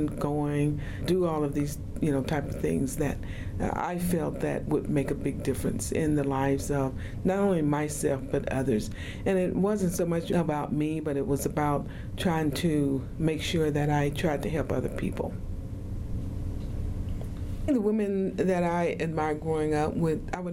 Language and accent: English; Oklahoma, United States; now in Utah, United States; I grew up in Oklahoma and went to school there in Oklahoma